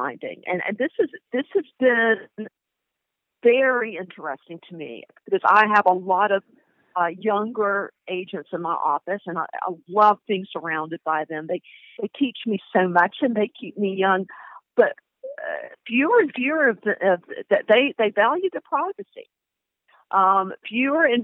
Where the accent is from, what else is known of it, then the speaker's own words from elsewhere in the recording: the South, United States; I grew up in the South